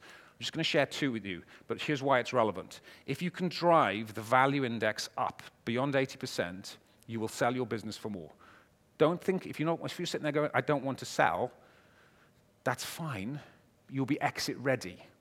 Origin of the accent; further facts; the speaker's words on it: Wales, United Kingdom; I'm a Welshman